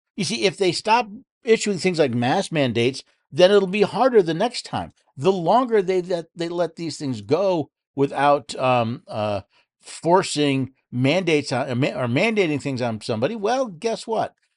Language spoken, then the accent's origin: English; New York City, New York, United States; now in Tennessee, United States; I was born in New York City